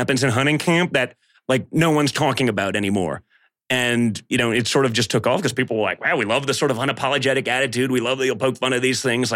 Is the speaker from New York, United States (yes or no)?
yes; New York City, New York, United States; I was a guy from New York City